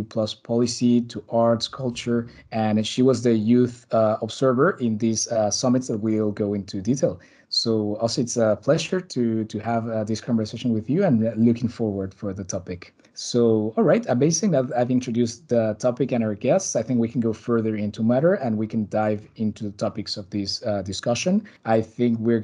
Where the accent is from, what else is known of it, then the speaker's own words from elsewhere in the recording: Mexico City, Mexico; now in Brussels, Belgium; I'm talking to you live from Brussels, back again after a nice summer in my hometown in Mexico City.